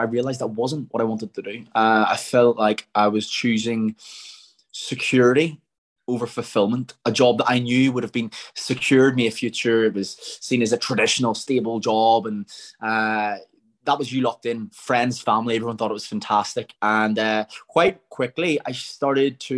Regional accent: Templepatrick, Northern Ireland, United Kingdom; I grew up in Temple Patrick. Anyone who doesn't know, it's about 15 minutes outside of Belfast

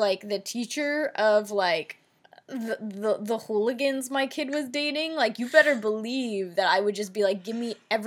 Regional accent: New Jersey, United States; I'm from North Jersey

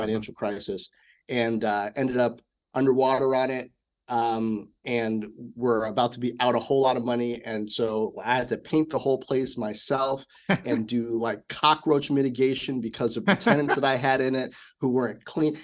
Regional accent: Washington, District of Columbia, United States; also born or lived in South Hempstead, Long Island, New York / Bedford-Stuyvesant, Brooklyn, New York; most mm-hmm. of my growing up was in Washington D.C.

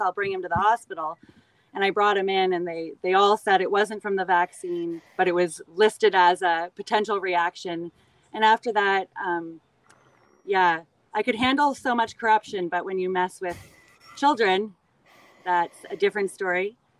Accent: Canada; I always loved growing up in Canada. I lived in cottage country

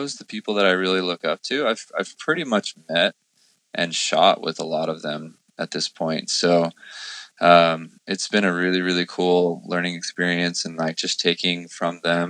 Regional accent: Temecula, California, United States; also born or lived in Escondido, California / Hawaii; I was born in Escondido, grew up in Temecula

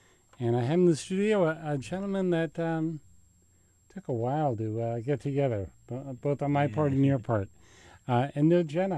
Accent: Westchester County, New York, United States; now in Maine, United States; I'm from New York originally.

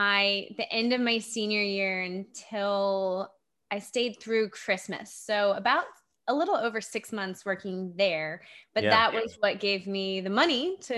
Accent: Japan; also born or lived in Virginia, United States; Yeah, so I grew up in Japan, but yes. I lived in Virginia. My family lived in Virginia before we went overseas.

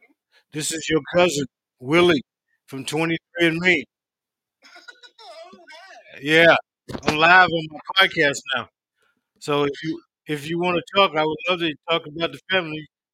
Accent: Union, South Carolina, United States; moved away; also born or lived in Virginia; No, I'm from South Carolina, a little hick town called Union, South Carolina.

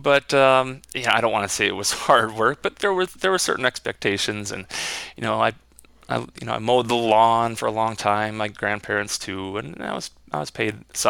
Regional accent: southern Minnesota, United States; Well, I grew up right here in Minnesota, and we lived in southern Minnesota, but spent a lot of time in northern Minnesota too, which is where I ended up settling down at this point in my career.

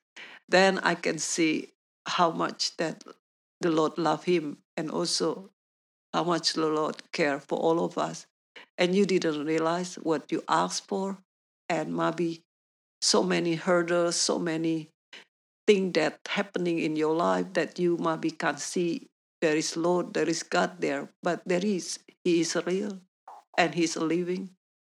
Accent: Indonesia; English is a second language; moved away as an adult; also born or lived in New Zealand; now in Perth, Australia; because we have a Chinese background, I grew up in Indonesia

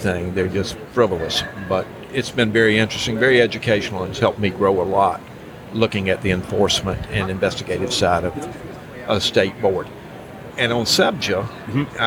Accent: Rock Hill, South Carolina, United States; I'm from Rock Hill, South Carolina, northern South Carolina, right below

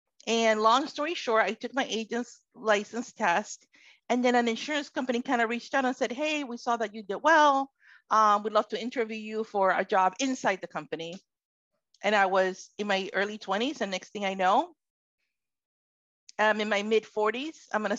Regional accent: Florida, United States; also born or lived in Puerto Rico; now in Connecticut, United States; I am Puerto Rican, from Puerto Rican descent. I was born in Puerto Rico, moved to the United States mainland at about age 11, and grew up in Florida, and somehow I've ended up in Connecticut.

